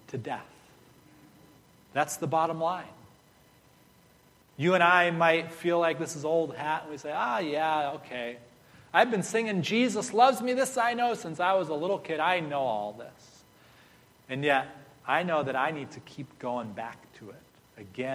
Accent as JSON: {"language": "English", "country": "United States", "said": "I'm from the U.S."}